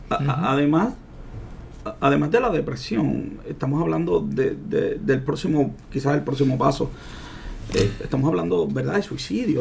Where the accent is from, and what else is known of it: Puerto Rico